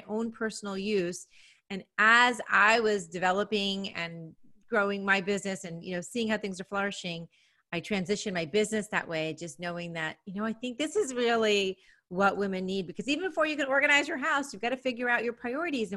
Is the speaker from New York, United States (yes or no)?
yes; New York City, New York, United States; moved away as an adult; now in Nashville, United States; I'm from New York, always have been a New Yorker, New York City